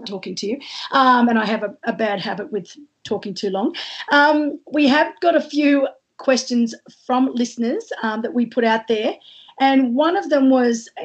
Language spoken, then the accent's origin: English; Australia